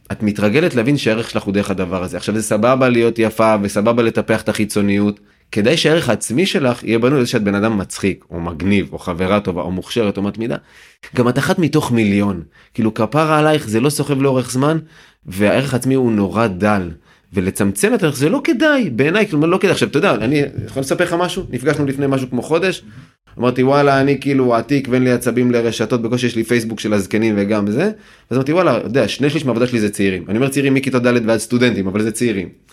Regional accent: Yehud, Central District, Israel; אני ביהוד שגדלתי, שזה פריפריה חברתית

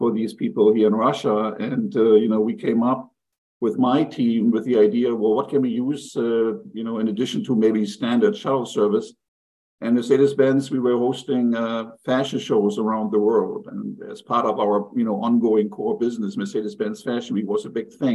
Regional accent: Germany; moved away; also born or lived in New York; born in New York, but my parents were German immigrants, so I grew up in Germany. You can hear the accent

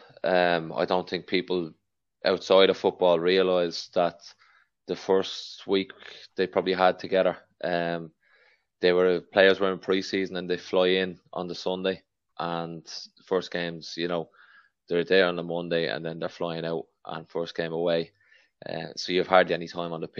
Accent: Dublin, Leinster, Ireland; I'm from Knocklyon where Gary's from

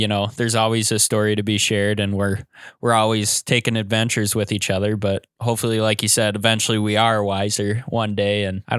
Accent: Iowa, United States; I grew up and live in Iowa. I'm 23 years old.

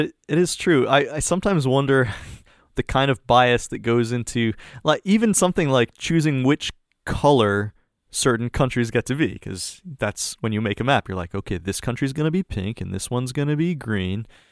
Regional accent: United States; as an American

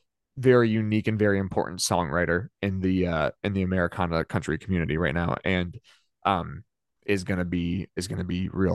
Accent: the South, United States; literally, you know, born and raised in the South where everything was very deep Republican, anti-LGBTQ, and very conservative politics

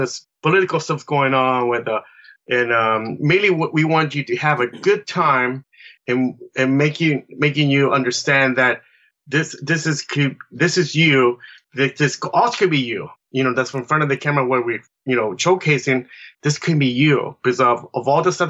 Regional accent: Chile; now in San Pablo, United States; I am from Chile, South America. I've been here for 40 years now.

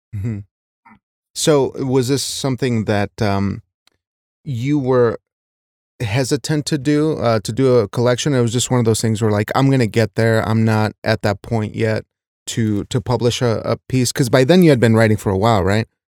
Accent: Wyoming, United States; I was raised in a small Wyoming town

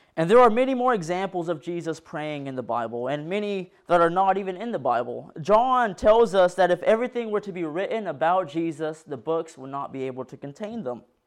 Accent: Decatur, Arkansas, United States; I'm from Decatur, Arkansas

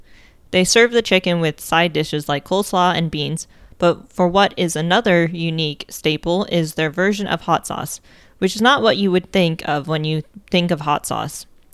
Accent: Ohio, United States; born or raised there; moved away

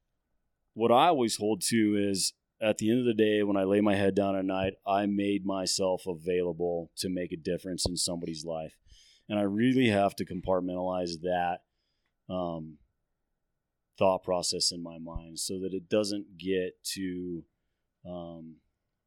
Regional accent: Phoenix, Arizona, United States; moved away as an adult; now in Flagstaff, United States; I grew up in the Phoenix area

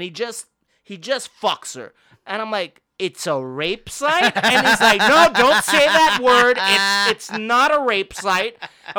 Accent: Montreal, Quebec, Canada; I'm from Montreal

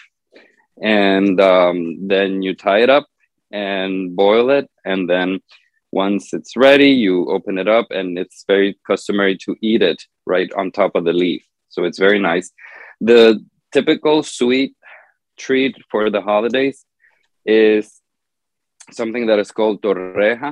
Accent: Honduras; I'm from Honduras in Central America

